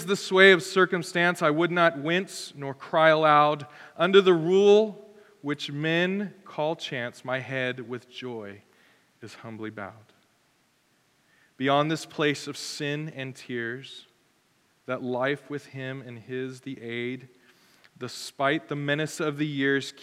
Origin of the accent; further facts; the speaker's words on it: United States; as an American